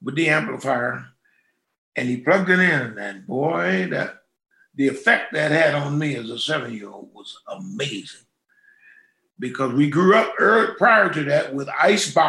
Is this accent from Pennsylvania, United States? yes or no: yes; Pittsburgh, Pennsylvania, United States; That's my town, my hometown. Born and raised.